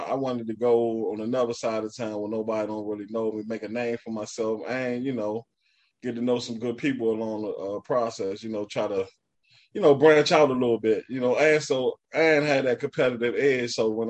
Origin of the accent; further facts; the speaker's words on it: Washington, District of Columbia, United States; I was from Lincoln Heights